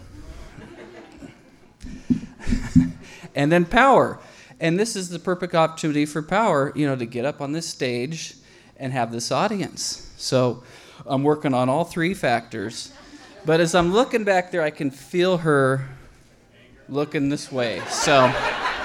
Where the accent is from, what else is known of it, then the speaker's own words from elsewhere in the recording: Russia; I am from Russia